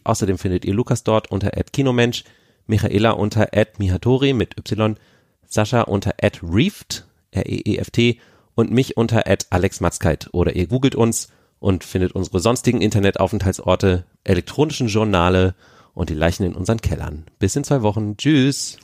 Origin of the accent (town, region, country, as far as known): Berlin, Germany